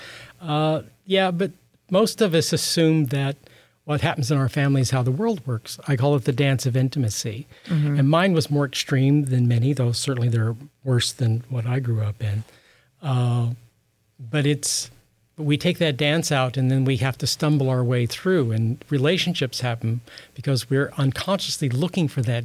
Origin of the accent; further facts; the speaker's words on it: Midwest, United States; I grew up in the Midwest